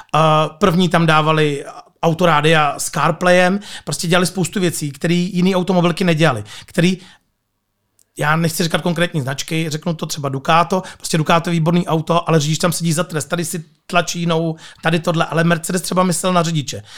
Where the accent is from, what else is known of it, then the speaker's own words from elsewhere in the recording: Nižbor, Central Bohemian Region, Czechia; jsem z Berouna, z Nížboru